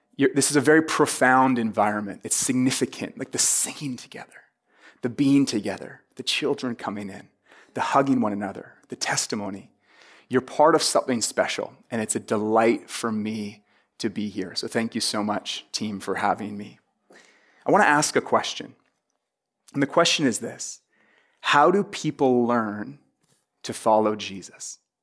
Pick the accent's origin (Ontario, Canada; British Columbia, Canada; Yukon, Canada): British Columbia, Canada; Vancouver; I'm from Vancouver in Canada.